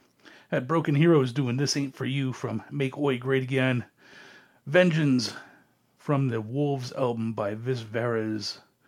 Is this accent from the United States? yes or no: no; Canada; I grew up in Canada.